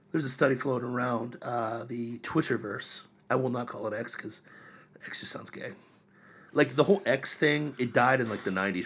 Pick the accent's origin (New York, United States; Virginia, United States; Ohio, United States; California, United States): Ohio, United States; Miami County; moved away; I grew up in Ohio